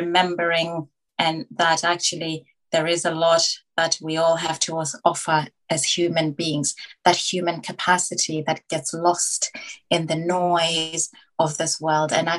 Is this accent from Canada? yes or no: no; Botswana; now in London, United Kingdom; I was born into poverty in Africa, in Botswana. I was born in the early 80s when Botswana was still kind of up and coming. So being born in rural Africa